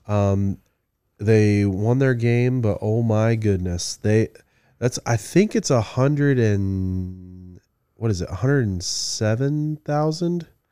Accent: Midland, Michigan, United States; I'm from Midland, you know, originally

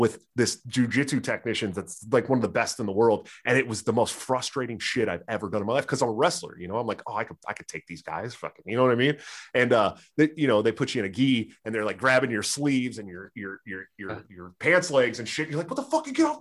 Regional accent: San Francisco Bay Area, California, United States; I grew up in right outside of Stockton, Oakland, Antioch, California. I'm from their neighborhood

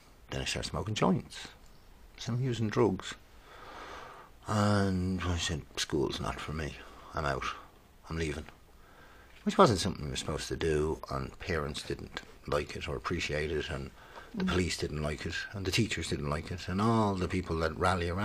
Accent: Skerries, Leinster, Ireland; It's out by Skerries, Loughshinney, Skerries, North County Dublin

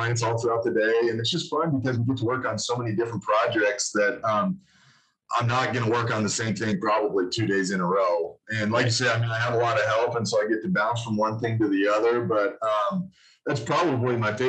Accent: Casper, Wyoming, United States; also born or lived in Denver, Colorado; I'm born and raised in Wyoming. I've basically been between Casper and Denver my whole life

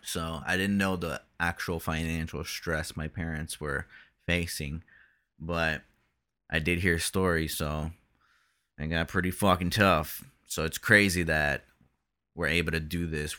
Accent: Brazil; we're both from Brazil

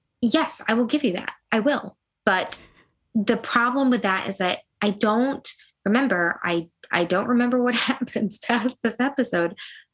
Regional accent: upstate New York, United States; moved away as an adult; now in Nashville, United States; So like I am from upstate New York.

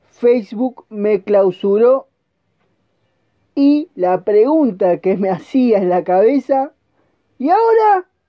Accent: Argentina; como te repito, soy argentino y estoy vendiendo a todo el mundo, solo con mi celular.

